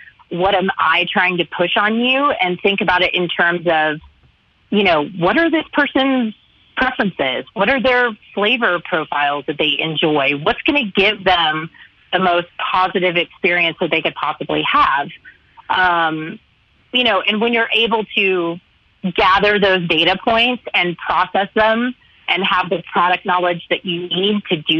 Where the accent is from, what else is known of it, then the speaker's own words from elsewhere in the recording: the South, United States; I'm from the South. I'm long-winded. I love to talk.